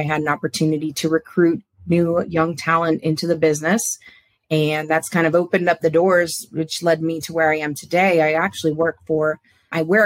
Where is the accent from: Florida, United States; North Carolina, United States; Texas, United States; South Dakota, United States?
Florida, United States; Palm Beach; now in Jacksonville, United States; I grew up in Palm Beach, so Floridian.